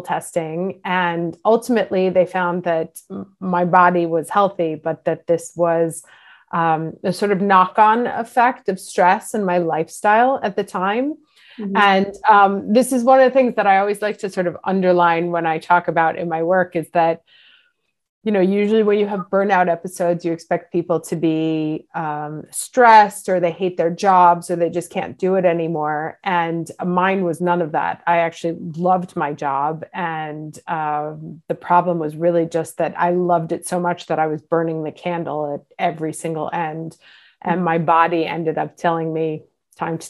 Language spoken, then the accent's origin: English; New York, United States; moved away as an adult; now in Milan, Italy; I grew up in New York. I moved to Milan when I was 24.